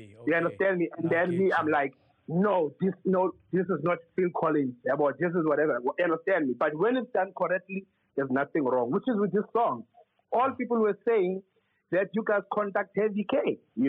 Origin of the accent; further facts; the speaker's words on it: South Africa; As South Africans